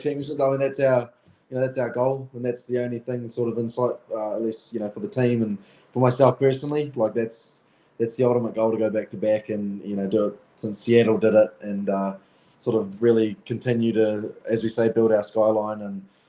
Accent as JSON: {"language": "English", "town": "Timaru", "region": "Canterbury", "country": "New Zealand", "tie": "born or raised there", "said": "Growing up in Timaru and it's a very small town in in Canterbury"}